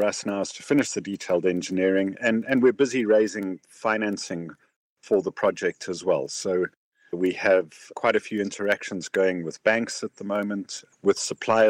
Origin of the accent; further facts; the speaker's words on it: Johannesburg, Gauteng, South Africa; moved away as an adult; now in Lusaka, Zambia; I grew up in Johannesburg.